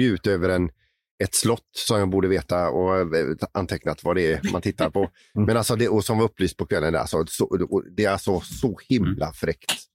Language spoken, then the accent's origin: Swedish; Sweden; som svensk